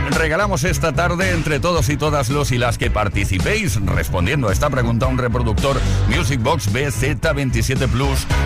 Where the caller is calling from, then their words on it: Region of Murcia, Spain; Buenas tardes, Tony. … de Murcia.